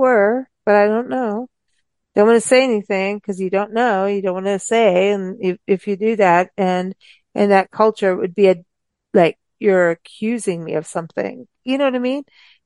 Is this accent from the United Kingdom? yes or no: no; South Africa; moved away; growing up in South Africa